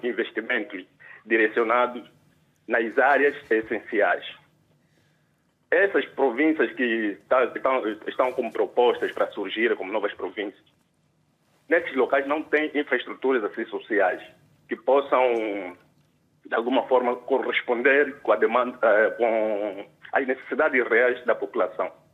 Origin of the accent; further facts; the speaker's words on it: Moxico, Angola; sou do Mochico e vivo mesmo lá